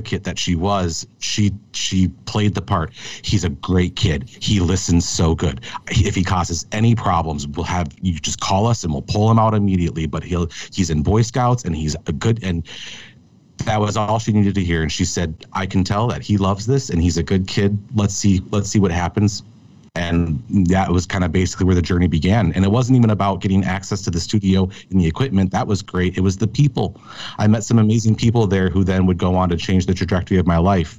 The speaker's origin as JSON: {"language": "English", "town": "Minneapolis", "region": "Minnesota", "country": "United States", "tie": "born or raised there", "said": "I grew up in Minneapolis, Minnesota, in a suburb of the city"}